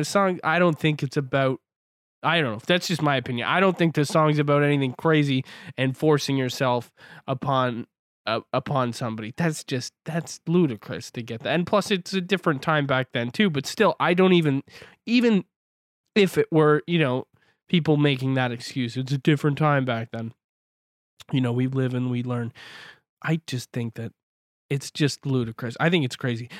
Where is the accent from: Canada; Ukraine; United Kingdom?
Canada; I'm from Canada. I live on the West Coast.